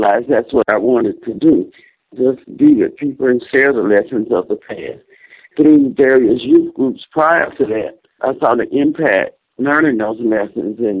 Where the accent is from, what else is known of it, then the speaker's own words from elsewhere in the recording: Selma, Alabama, United States; We grew up together here in Selma.